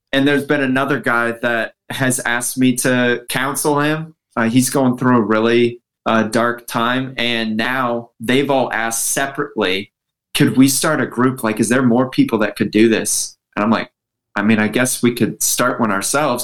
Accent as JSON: {"language": "English", "region": "Midwest", "country": "United States", "tie": "born or raised there", "moved": "as an adult", "lives_now": "New Jersey, United States", "said": "My family spent most of our time actually uh, growing up in the Midwest"}